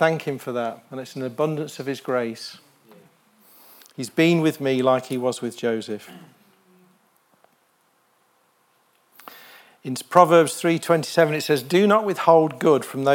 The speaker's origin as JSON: {"language": "English", "country": "United Kingdom", "tie": "born or raised there", "said": "I was born in the United Kingdom"}